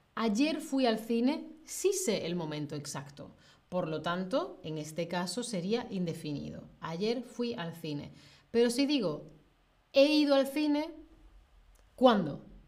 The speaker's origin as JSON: {"language": "Spanish", "country": "Spain", "said": "En el centro y de donde yo soy, pues em, suele mantenerse la diferencia entre con fecha y sin fecha, ¿vale? O sea, yo lo utilizo como casi toda la península ibérica, casi toda España."}